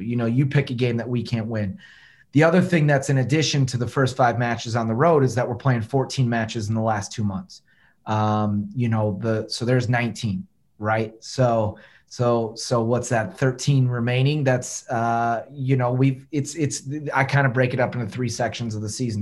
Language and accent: English; Detroit, Michigan, United States; now in Memphis, United States; I'm from Detroit.